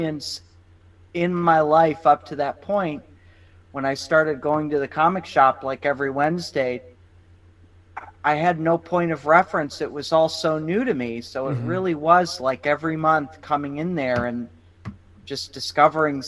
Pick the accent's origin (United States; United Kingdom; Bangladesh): United States; Cleveland, Ohio; now in New York, United States; I'm from Cleveland, Ohio